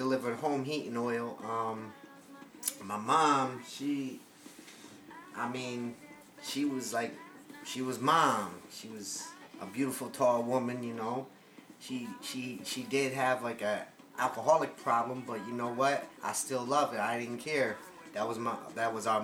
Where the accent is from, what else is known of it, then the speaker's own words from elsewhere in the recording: Norwalk, Connecticut, United States; I grew up in a town called Norwalk, Connecticut